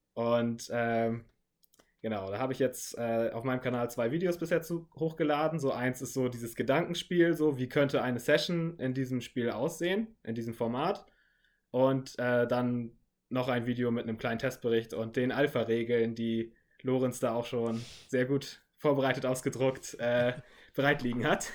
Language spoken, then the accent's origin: German; Northern Germany, Germany; moved away; ursprünglich komme ich wirklich aus Norddeutschland und da ging es in meinem kleinen Dorf